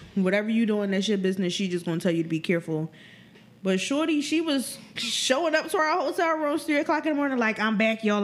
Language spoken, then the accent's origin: English; Philadelphia, Pennsylvania, United States; I tell them North Philly